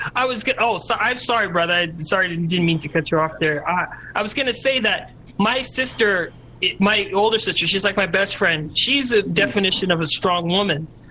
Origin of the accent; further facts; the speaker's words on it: Calgary, Alberta, Canada; We grew up in Calgary, the whitest city in Canada